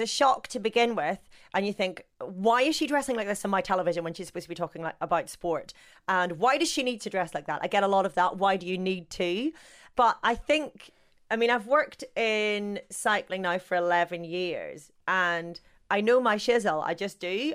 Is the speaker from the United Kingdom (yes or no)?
yes; Northern Ireland, United Kingdom; accent: Northern Irish; I've got my Northern Irish accent